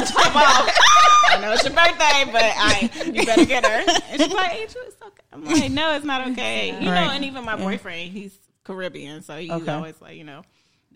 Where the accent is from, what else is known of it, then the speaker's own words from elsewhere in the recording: Mississippi, United States; also born or lived in Washington; now in Atlanta, United States; I'm from Mississippi.